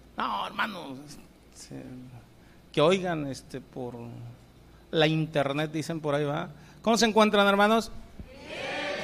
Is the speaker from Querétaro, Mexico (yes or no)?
no; Colima, Mexico; moved away; Yo vengo de Colima, el, en el Señor me tocó en suerte nacer por allá